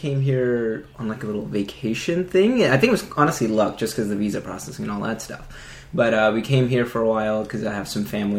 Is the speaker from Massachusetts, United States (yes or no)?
no; Nashville, Tennessee, United States; also born or lived in Islamabad, Pakistan; I am from Nashville, yeah. Not born here, but pretty much raised here.